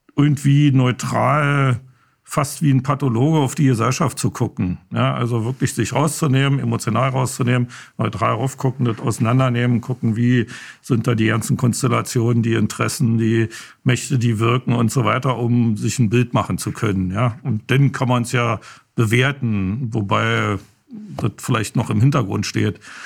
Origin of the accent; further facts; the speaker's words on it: Berlin, Germany; Ich bestehe immer auf Ostberliner, weil doch schon ein kleiner Unterschied ist